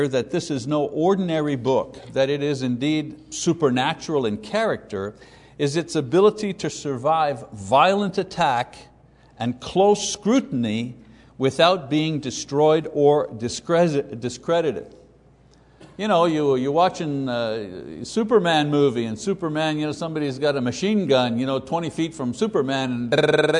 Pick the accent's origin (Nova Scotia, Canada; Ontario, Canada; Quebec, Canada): Quebec, Canada; growing up in Catholic Quebec as a kid, the 50s and 60s